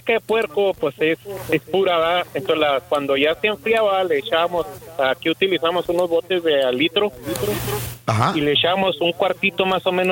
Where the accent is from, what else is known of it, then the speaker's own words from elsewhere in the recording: Chihuahua, Mexico; now in Amarillo, United States; Yo soy de Chihuahua.